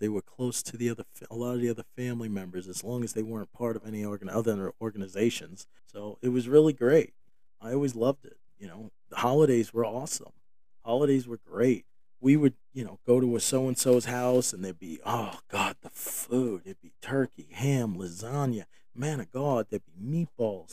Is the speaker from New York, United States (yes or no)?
yes; New York, United States; moved away; I grew up in New York, and my family, I don't live in New York any longer